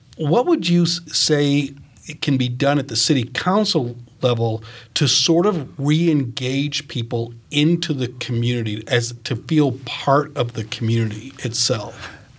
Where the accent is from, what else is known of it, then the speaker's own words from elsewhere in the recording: Maine, United States; now in Fishers, United States; I'm from Maine, and so I, I grew up with William Cohen walking the state